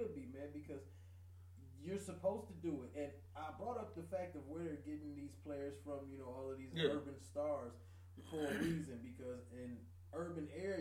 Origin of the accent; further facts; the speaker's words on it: Detroit, Michigan, United States; moved away; I'm from Detroit